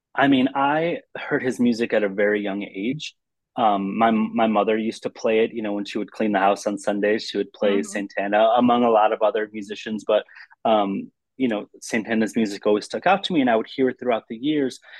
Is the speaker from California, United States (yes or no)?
no; Lansing, Michigan, United States; I grew up in the in the Midwest in, in Lansing, Michigan